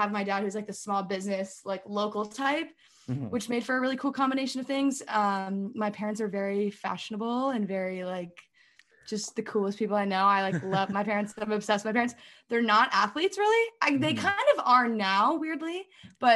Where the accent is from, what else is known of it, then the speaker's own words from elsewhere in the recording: Alexandria, Virginia, United States; moved away as an adult; also born or lived in Washington, D.C. / Berkeley, California; I grew up in Old Town Alexandria, which is like the really cute historic part of Alexandria